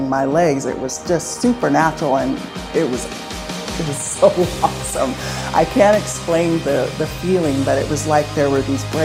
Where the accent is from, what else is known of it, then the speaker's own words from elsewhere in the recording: Salem, Oregon, United States; now in Corvallis, United States; I was born in Salem, Oregon